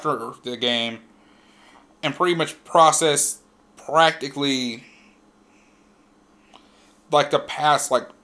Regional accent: Louisville, Kentucky, United States; I'm from Louisville

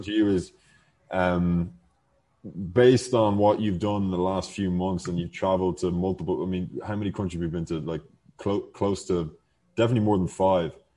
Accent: Ireland; now in Mexico; we're from Ireland

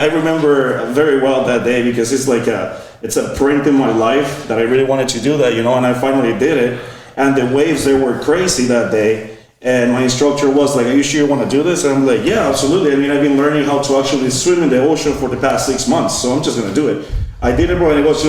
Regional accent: San Francisco, California, United States; born there; if you want to be specific where my mom and my dad are from, they're from Guatemala. So I was born in San Francisco, and then I just kept on traveling, visiting family back and forth. This is why I have an accent too

